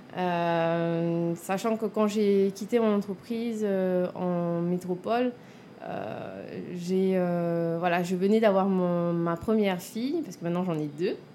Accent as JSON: {"language": "French", "town": "Papara", "country": "French Polynesia", "tie": "born or raised there", "also_born_or_lived": "Toulouse, France", "said": "je suis née en Polynésie. Hein. j'ai grandi euh, à Papara, là où je mhm. me suis installée"}